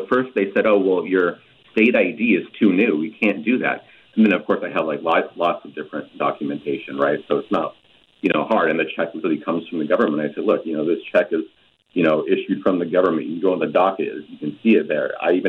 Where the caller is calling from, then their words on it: Milwaukie, Oregon, United States; I'm calling from Milwaukee, Oregon.